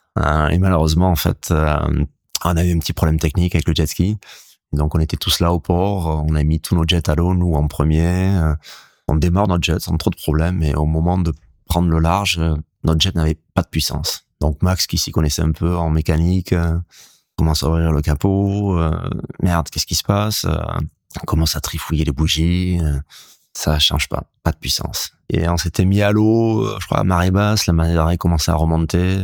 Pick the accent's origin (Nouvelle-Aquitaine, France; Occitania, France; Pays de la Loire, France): Nouvelle-Aquitaine, France; Hendaye; j'ai grandi en Daille. Mes grands-parents, ma mère étaient de Cibourg